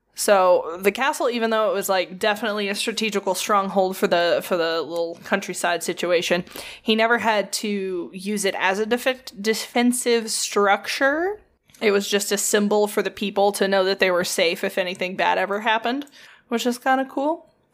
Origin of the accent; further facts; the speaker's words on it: United States; I'm American and not German